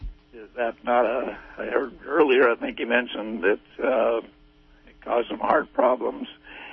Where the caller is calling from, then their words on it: Redway, California, United States; I'm just outside of Redway, a little bit.